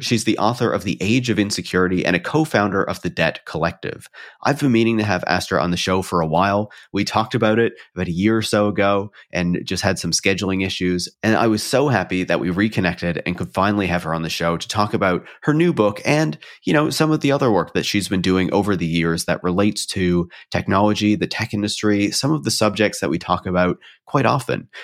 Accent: Canada; being Canadian

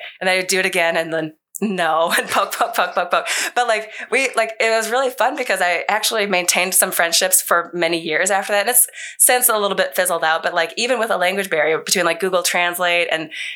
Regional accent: Minnesota, United States; born and raised in Minnesota, like my high school was in Minnesota

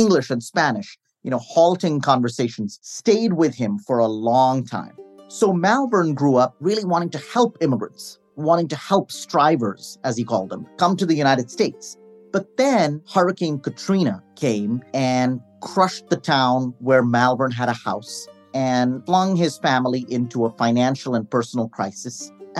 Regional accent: Delhi, India; I'm from Delhi.

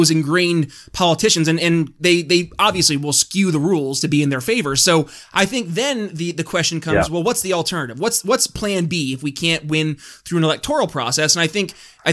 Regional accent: New York, United States; my home state, New York

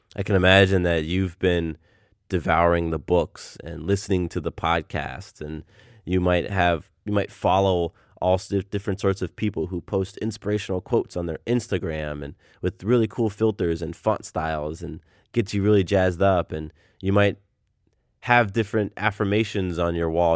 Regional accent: Del Mar, California, United States; moved away; I'm from Southern California. I was born in, uh, a small town called Del Mar, which is north of San Diego

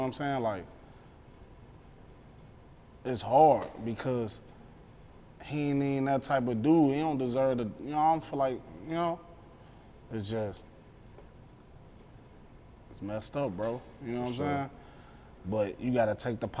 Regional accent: Chicago, Illinois, United States; now in St. Louis, United States; I'm from Chicago, so, and I reside in St. Louis

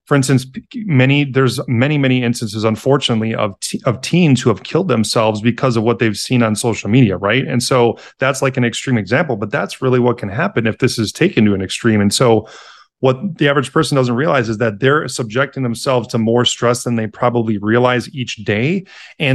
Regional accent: Milwaukee, Wisconsin, United States; moved away as an adult; also born or lived in Madison, Wisconsin; now in Chicago, United States; I live in Chicago now with my wife, but then I'm originally from Milwaukee

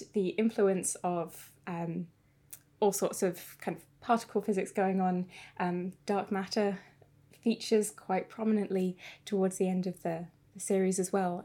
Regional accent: South Lincolnshire, East Midlands, United Kingdom; now in Cambridge, United Kingdom; I am originally from South Lincolnshire, so not far from Cambridge.

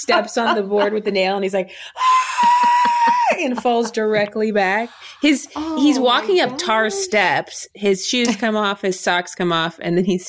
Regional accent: Ohio, United States; Like for us growing up in Ohio, Will and I did the humorous interpretation category.

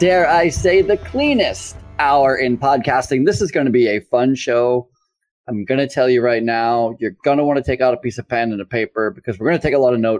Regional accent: United States; also born or lived in Massachusetts / Vermont; I grew up in, you know, Massachusetts and Vermont, the United States.

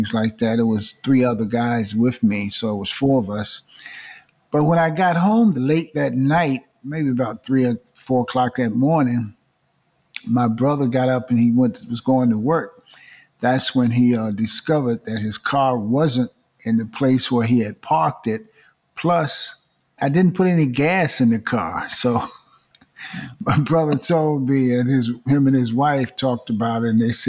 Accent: Greensboro, North Carolina, United States; moved away; also born or lived in Washington, D.C.; I grew up in Greensboro, North Carolina, and Washington, D.C.

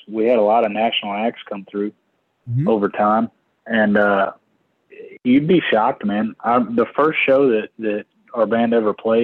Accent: Denison, Texas, United States; also born or lived in Indiana; I was born in Indiana, but I really don't remember too much of that. I moved to Texas when I was about 2 or 3, somewhere around there

